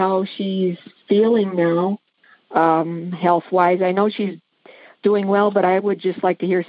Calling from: Courtdale, Pennsylvania, United States; I'm calling from Courtdale, Pennsylvania.

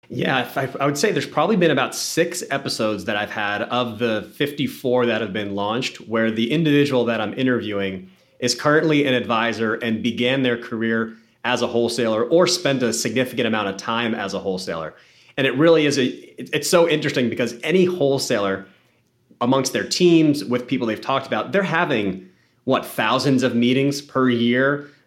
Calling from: Boston, Massachusetts, United States; I am calling in from Boston, Massachusetts

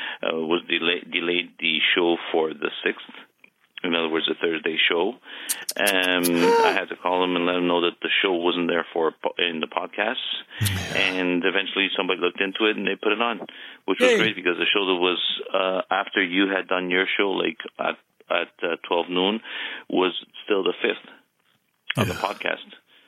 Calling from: Toronto, Ontario, Canada; I'm just calling from Toronto.

